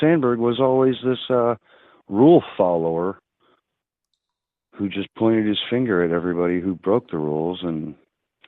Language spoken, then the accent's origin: English; Chicago, Illinois, United States; I grew up in Chicago